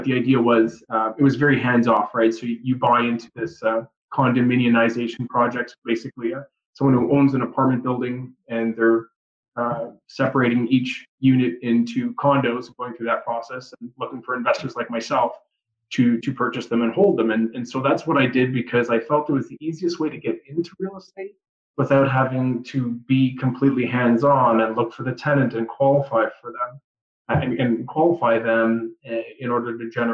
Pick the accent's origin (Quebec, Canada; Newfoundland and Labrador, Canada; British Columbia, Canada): Quebec, Canada; Montreal; moved away as an adult; also born or lived in Peterborough, Ontario; Born and raised in Montreal, moved around a little bit after university